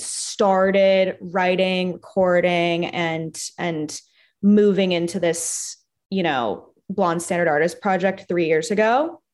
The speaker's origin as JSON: {"language": "English", "town": "Los Angeles", "region": "California", "country": "United States", "tie": "born or raised there", "said": "I'm from Hancock Park"}